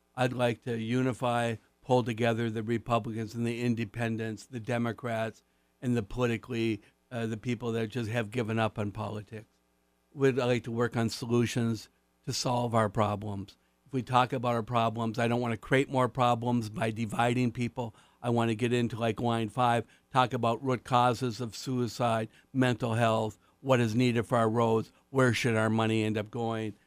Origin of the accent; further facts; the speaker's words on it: Marquette, Michigan, United States; my hometown, Marquette